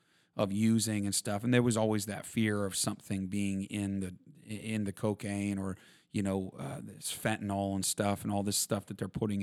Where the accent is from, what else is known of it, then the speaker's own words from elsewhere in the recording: Vermont, United States; Yeah, I grew up in Vermont and on a dairy farm